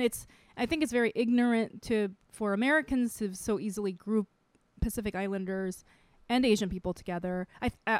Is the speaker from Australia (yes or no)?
no; Micronesia; also born or lived in Saipan / South Korea; now in United States; I grew up in Micronesia